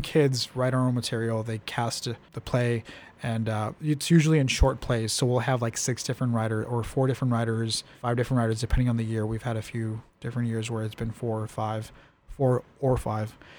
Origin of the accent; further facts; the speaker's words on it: Calexico, California, United States; moved away; I come from Calexico